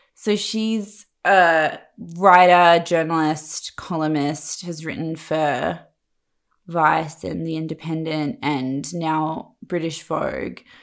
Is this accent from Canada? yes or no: no; Perth, Western Australia, Australia; moved away as an adult; also born or lived in Sydney; I'm from Perth